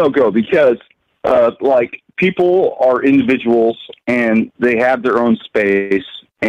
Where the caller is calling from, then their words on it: Oregon, United States; Jack in Oregon.